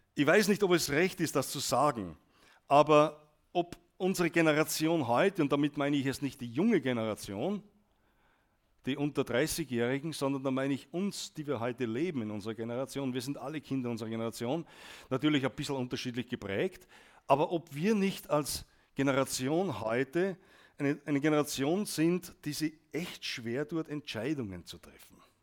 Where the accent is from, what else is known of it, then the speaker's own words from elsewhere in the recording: Austria; als Österreicher